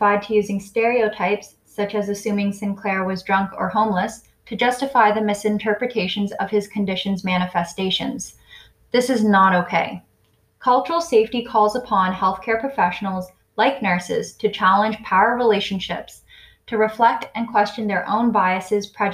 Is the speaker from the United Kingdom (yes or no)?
no; Canada; also born or lived in China; I was adopted from China, but was raised in a completely westernized Canadian household